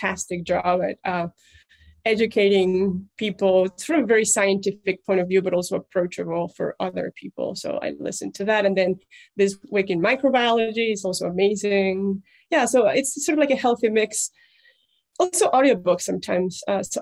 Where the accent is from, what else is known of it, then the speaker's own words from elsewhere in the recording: Mexico; English is a second language; moved away as an adult; also born or lived in Germany / Munich; now in United States; I'm Mexican